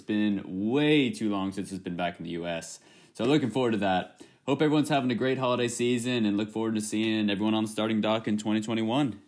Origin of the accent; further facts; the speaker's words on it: Florida, United States; my home state of Florida